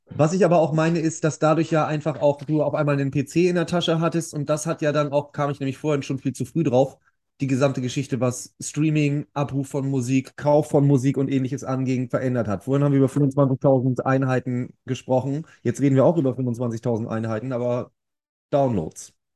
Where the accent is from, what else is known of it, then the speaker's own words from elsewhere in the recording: Bremen, Germany; Bei uns in Bremen gab es ja den Lifeline Record Store